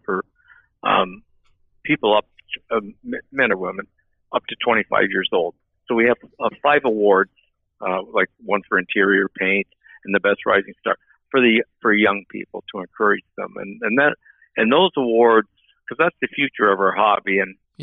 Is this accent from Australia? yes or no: no; Ottawa, Ontario, Canada; I'm from Ottawa, Ontario, Canada